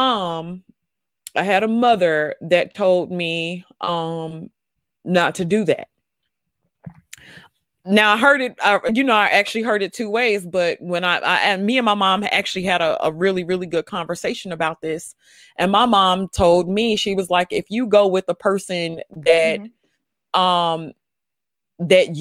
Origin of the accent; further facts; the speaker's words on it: the South, United States; I'm from the South